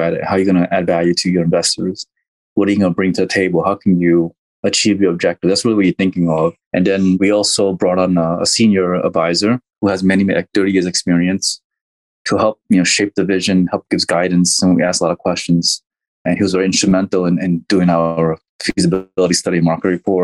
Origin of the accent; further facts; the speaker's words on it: Texas, United States; West Texas, which is in my home state